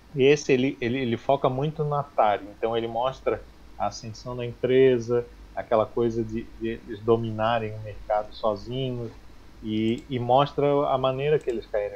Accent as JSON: {"language": "Portuguese", "town": "Florianópolis", "region": "Santa Catarina", "country": "Brazil", "said": "sou de Floripa, Santa Catarina, tenho 37 anos"}